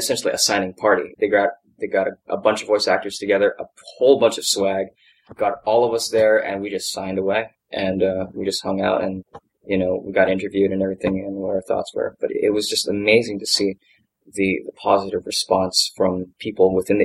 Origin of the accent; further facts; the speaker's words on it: Hawaii, United States; moved away; I was raised in Hawaii